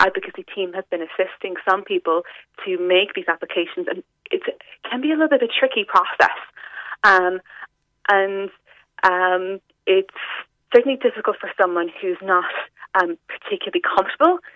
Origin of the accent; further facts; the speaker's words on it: West Cork, Munster, Ireland; I'm from West Cork myself